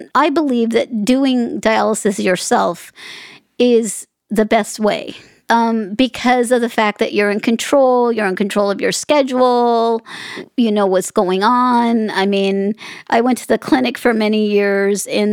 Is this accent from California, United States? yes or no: no; Las Vegas, Nevada, United States; I'm in Vegas. I'm from Vegas.